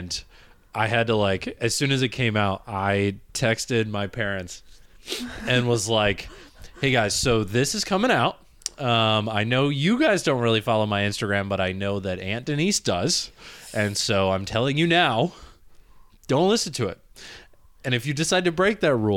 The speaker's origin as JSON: {"language": "English", "region": "Michigan", "country": "United States", "tie": "born or raised there", "said": "I grew up in Michigan"}